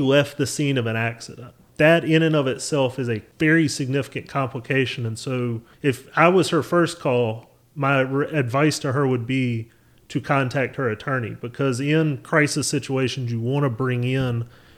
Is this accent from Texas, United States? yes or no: no; North Carolina, United States; I'm obviously, as you can tell by my accent, I'm native to North Carolina, so I've been around political things for as long as I can remember.